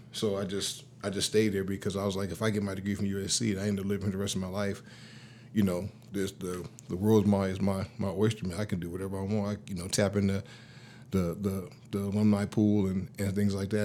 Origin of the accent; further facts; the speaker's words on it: Los Angeles, California, United States; I grew up in South Central L A, uh, pretty much most of my life. I was a Navy brat, and, uh, so mom and pops moved around early on